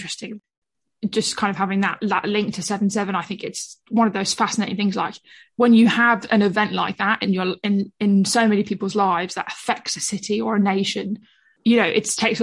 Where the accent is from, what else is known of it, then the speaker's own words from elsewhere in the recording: London, United Kingdom; I'm a Londoner